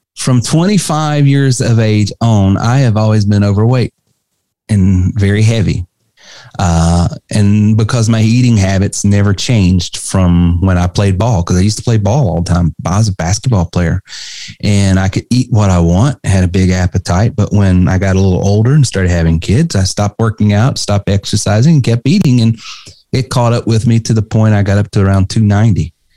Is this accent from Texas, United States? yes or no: no; North Carolina, United States; growing up in the Carolinas, North Carolina specifically